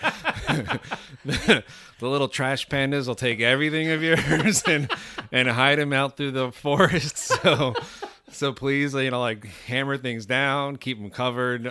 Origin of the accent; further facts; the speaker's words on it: Miami, Florida, United States; moved away as an adult; now in North Georgia, United States; I'm from Miami, Florida